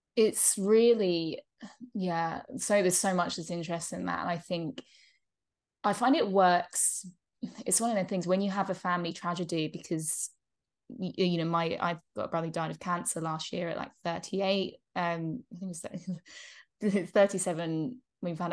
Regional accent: England, United Kingdom; moved away; we're growing up in England

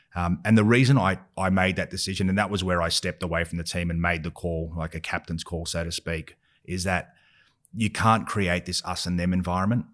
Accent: Australia; growing up in Australia

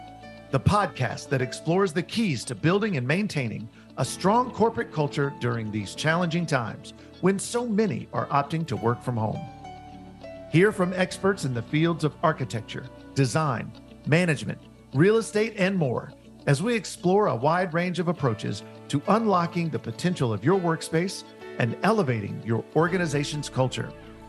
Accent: Nashville, Tennessee, United States; I grew up in Nashville. I'm born and bred in Nashville, Tennessee

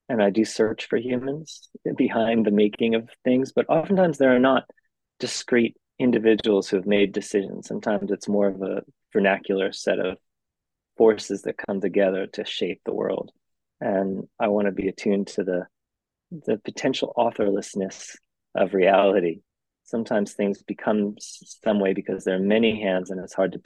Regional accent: Phoenix, Arizona, United States; moved away as an adult; now in California, United States; I grew up in Arizona, which is very similar

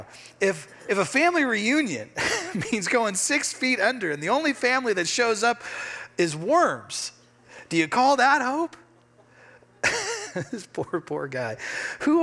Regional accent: Redmond, Oregon, United States; also born or lived in Bend, Oregon; I grew up in Bend in Central Oregon. I grew up in Redmond

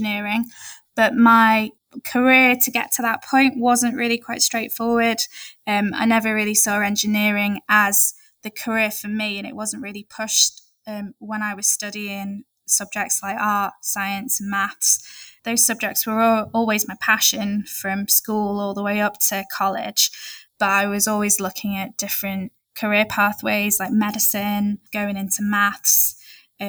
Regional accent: Maldives; now in United Kingdom; I was born in the Maldives

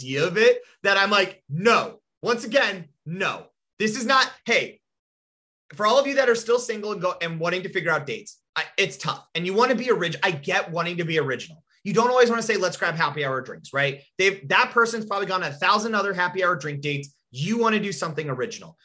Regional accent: Rapid City, South Dakota, United States; we grew up in Rapid City and there was one alley

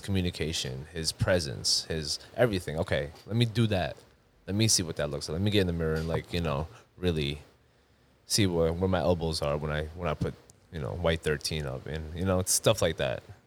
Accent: Long Island, New York, United States; also born or lived in Queens, New York; now in Houston, United States; I was born in Queens, raised in Long Island

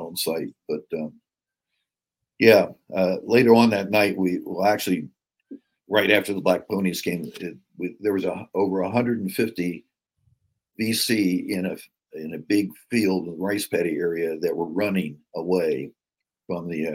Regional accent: West Virginia, United States; I was from West Virginia

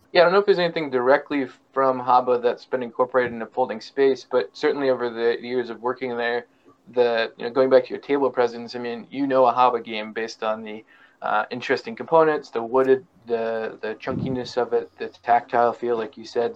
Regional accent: Syracuse, New York, United States; I'm from Syracuse.

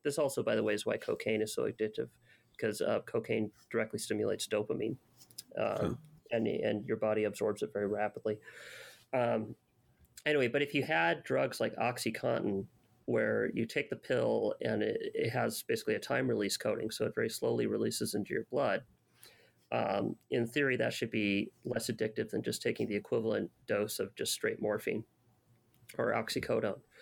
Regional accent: Los Angeles, California, United States; I grew up in Canoga Park, California

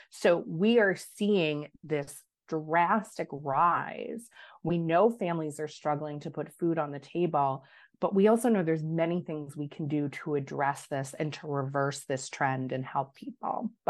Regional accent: New York, United States; But I have a duty as a New Yorker um, and as an advocate for these programs to continue to raise our voice.

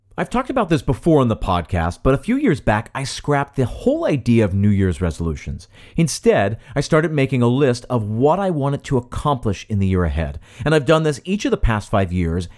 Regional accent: outside of Philadelphia, Pennsylvania, United States; I grew up outside of Philadelphia

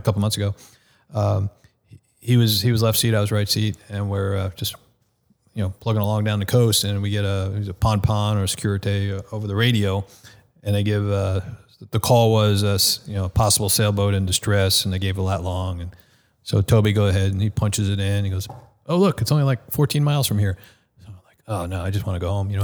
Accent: Nassau County, Long Island, New York, United States; moved away; the Nassau County Medical Center, which was basically in my hometown

